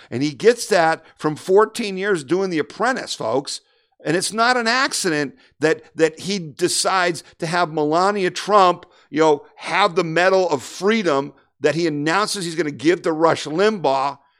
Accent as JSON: {"language": "English", "town": "Erie", "region": "Pennsylvania", "country": "United States", "tie": "born or raised there", "moved": "yes", "lives_now": "Ohio, United States", "said": "I grew up in Erie, Pennsylvania."}